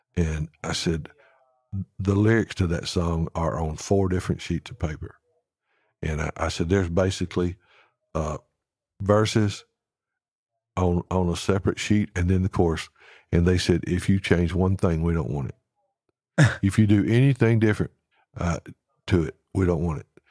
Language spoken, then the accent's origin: English; Alabama, United States; now in Nashville, United States; I'm from Alabama.